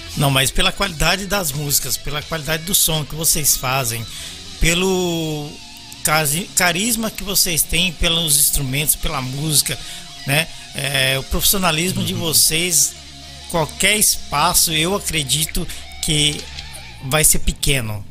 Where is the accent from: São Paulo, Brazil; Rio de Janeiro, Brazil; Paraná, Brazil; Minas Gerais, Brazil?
São Paulo, Brazil; moved away; also born or lived in Belo Horizonte; Eu sou paulista da, da Zona Leste